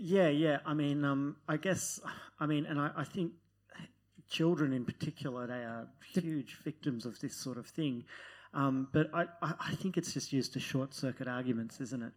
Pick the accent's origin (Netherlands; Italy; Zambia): Netherlands; now in Australia; I'm from Holland